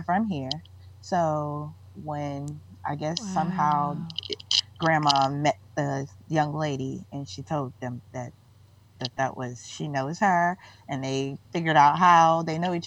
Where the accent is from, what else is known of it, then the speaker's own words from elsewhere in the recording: Mississippi, United States; I'm from Mississippi, but it ain't that normal down there.